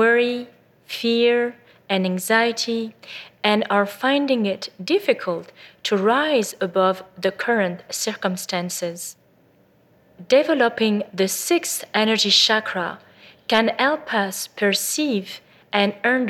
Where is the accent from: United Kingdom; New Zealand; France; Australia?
France; also born or lived in Bordeaux; I was born in France to a family of doctors